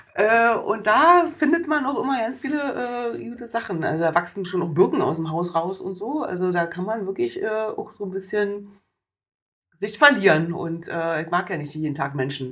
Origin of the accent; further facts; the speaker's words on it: Oranienburg, Brandenburg, Germany; alle meine Plätze meiner Jugend und meiner Kindheit in Oranienburg sind weg